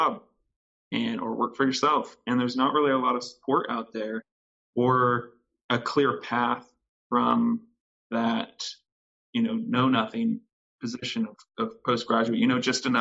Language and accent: English; Texas, United States; moved away; I'm from Texas originally